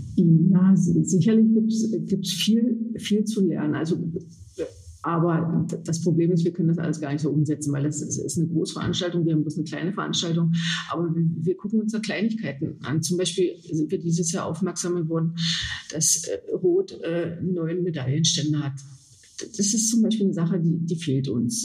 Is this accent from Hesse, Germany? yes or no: no; Osterburg, Saxony-Anhalt, Germany; ich komme aus Osterburg, äh, gehöre den äh, Triathlon Füchsen aus Osterburg